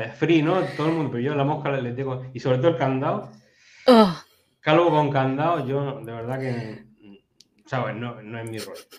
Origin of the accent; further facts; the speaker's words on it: Region of Murcia, Spain; los murcianos